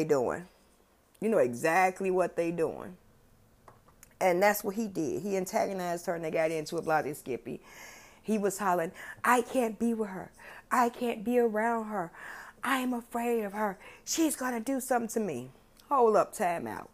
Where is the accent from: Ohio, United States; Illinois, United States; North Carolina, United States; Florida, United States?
Illinois, United States; Chicago; I grew up on the West Side. West Side. That's where I grew up